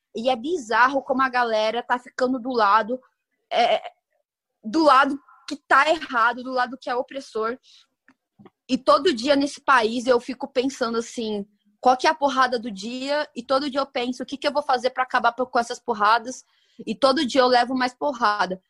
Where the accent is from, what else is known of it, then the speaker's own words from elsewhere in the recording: Brazil; como brasileira